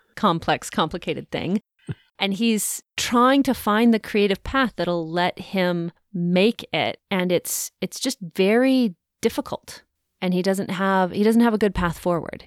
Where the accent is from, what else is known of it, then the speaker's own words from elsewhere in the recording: the West, United States; I grew up in the West